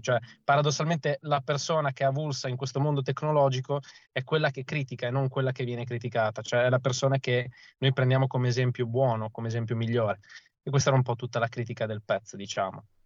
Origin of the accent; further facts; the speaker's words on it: province of Ravenna, Emilia-Romagna, Italy; now in Bologna, Italy; io sono originario di, della provincia di Ravenna, ma attualmente abito a Bologna